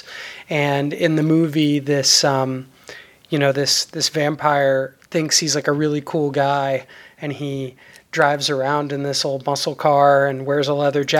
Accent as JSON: {"language": "English", "region": "New York", "country": "United States", "tie": "born or raised there", "said": "I was growing up in New York, which of course, you know, has its own venerable punk scene"}